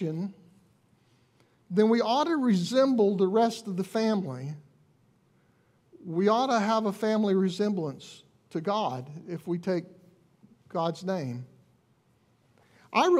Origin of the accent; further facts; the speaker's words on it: Alabama, United States; We're from Alabama